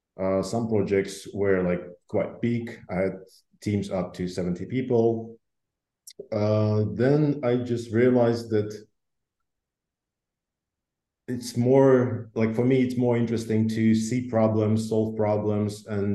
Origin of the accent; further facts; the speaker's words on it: Russia; born there; also born or lived in Belarus; So I was born in Russia, then moved to Belarus. Since then, traveled a lot and used to live in different countries, United States and in Europe, traveled in Asia.